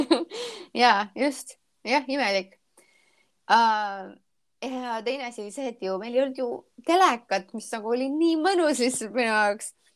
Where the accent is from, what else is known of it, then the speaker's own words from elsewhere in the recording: Estonia; moved away as an adult; now in Charleston, United States; ma olen vaata Eestist eemal